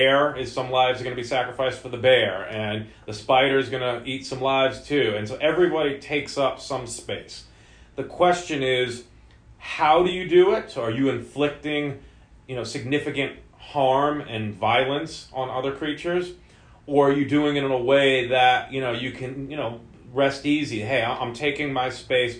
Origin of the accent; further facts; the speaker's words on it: New York, United States; now in Santa Cruz, United States; growing up in New York, you know, I didn't have a ton of nature-based, you know, living